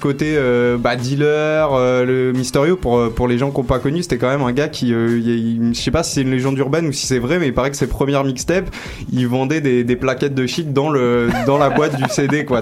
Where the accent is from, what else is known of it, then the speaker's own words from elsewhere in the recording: Paris, Île-de-France, France; je suis du 18e